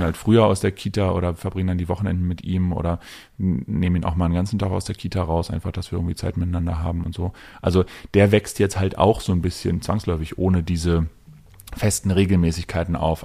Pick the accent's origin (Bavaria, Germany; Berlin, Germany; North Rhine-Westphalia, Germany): Berlin, Germany; ich bin ja Berliner und hier groß geworden